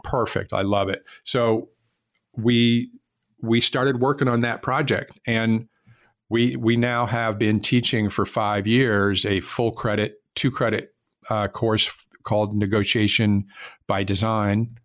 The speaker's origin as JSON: {"language": "English", "region": "West Coast", "country": "United States", "also_born_or_lived": "Miami, Florida", "moved": "as an adult", "said": "I was not from Florida and I was from the West Coast."}